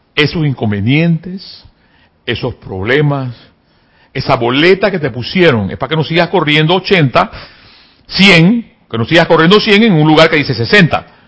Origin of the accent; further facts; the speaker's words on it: Panama; me dio dolor como panameño